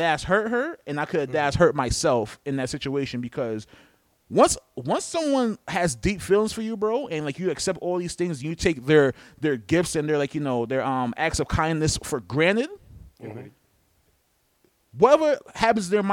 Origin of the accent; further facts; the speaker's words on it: New York, United States; I'm from New York.